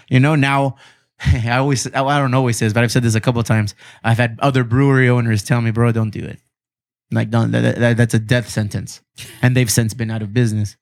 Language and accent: English; Chula Vista, California, United States; this is where I'm from. This is where I was raised